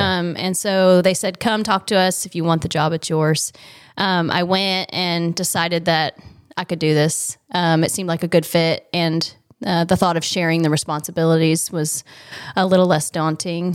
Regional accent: Michigantown, Indiana, United States; I was born in Michigan Town, Indiana. Um, it's a tiny little town, um, north of Indianapolis. Uh, I grew up on a pig farm

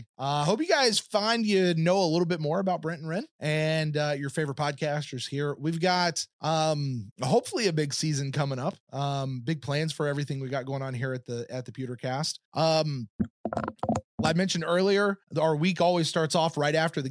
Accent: Lexington, Kentucky, United States; moved away as an adult; also born or lived in Clearwater, Florida; I grew up in Lexington, Kentucky

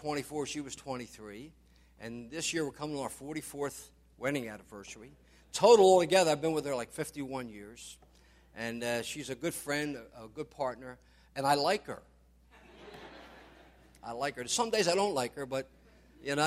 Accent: Philadelphia, Pennsylvania, United States; I grew up in South Philly

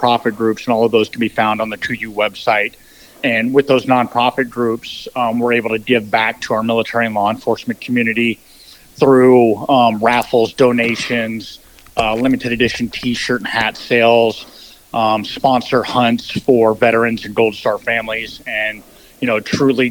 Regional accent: Colorado, United States; now in Alaska, United States; I grew up in Colorado, and in Colorado, you couldn't hunt big game until you were 14

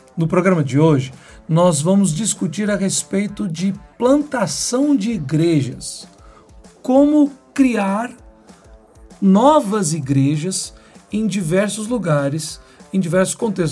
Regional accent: Belo Horizonte, Minas Gerais, Brazil; now in João Pessoa, Brazil; eu sou de Belo Horizonte

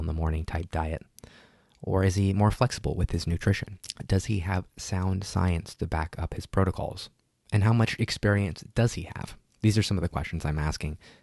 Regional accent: Burbank, California, United States; my hometown of Burbank.

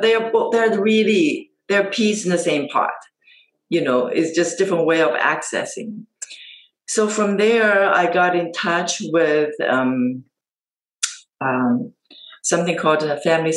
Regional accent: Taiwan; moved away as an adult; I was born and raised in Asia, in Taiwan.

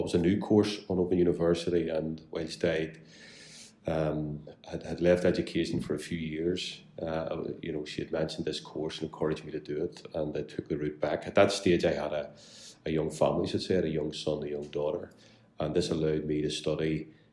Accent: Belfast, Northern Ireland, United Kingdom; I'm very proud to be from West Belfast. I grew up here, uh, born and bred

